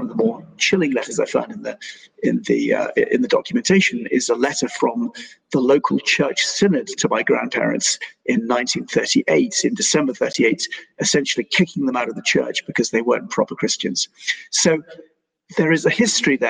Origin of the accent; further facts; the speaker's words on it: United Kingdom; I'm British by birth, I'm British by conviction and by upbringing and by manners